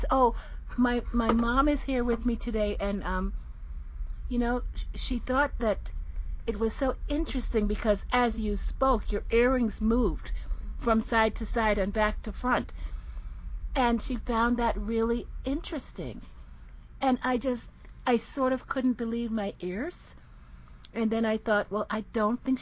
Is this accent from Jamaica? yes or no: yes; Jamaica; I am from the Caribbean originally. I'm from Jamaica. Lived all over the world. Speak several languages.